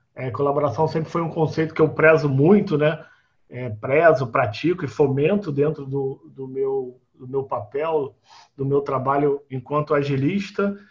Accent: Rio de Janeiro, Brazil; sou do Rio de Janeiro

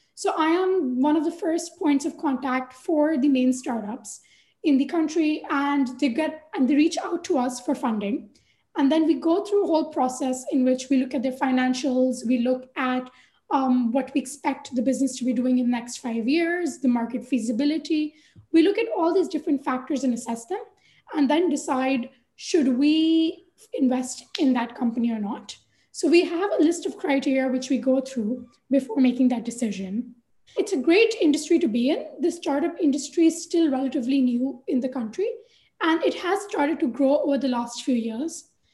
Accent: Pakistan; also born or lived in London, United Kingdom; now in Karachi, Pakistan; when I came back from London to work in Pakistan

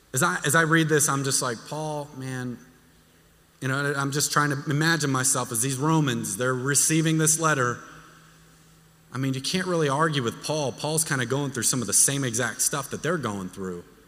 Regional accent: Texas, United States; moved away; I'm from Texas. I don't do cold.

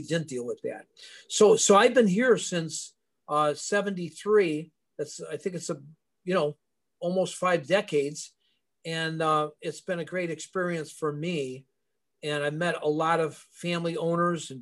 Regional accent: Elmwood Park, Illinois, United States; I grew up in Elmwood Park

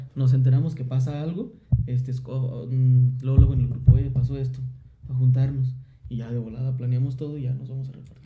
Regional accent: Villa Hidalgo, Mexico; nosotros que somos de Villa Hidalgo

